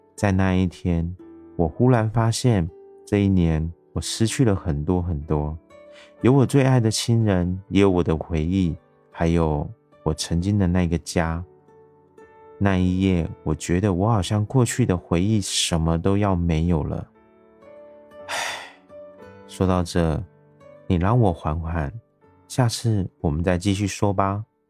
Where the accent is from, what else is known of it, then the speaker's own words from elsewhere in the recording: Taiwan; 我是一位来自台湾